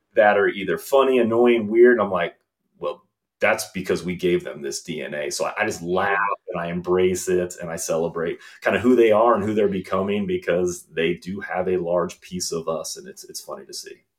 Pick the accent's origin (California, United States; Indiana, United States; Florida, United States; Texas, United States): Indiana, United States; also born or lived in New York / Chicago; now in Clemson, South Carolina, United States; growing up in Indiana